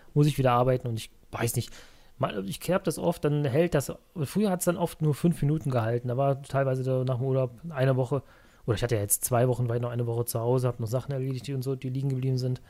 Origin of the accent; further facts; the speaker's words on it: Cologne, North Rhine-Westphalia, Germany; ich komme ja eigentlich aus Köln, aus dem Kölner Raum hier. Ich wohne in Köln